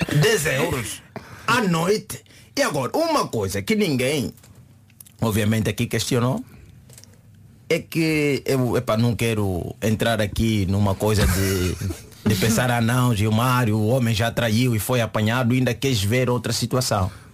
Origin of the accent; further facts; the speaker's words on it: Angola; moved away; Angola, nos meus tempos, nós não falávamos propriamente inglês.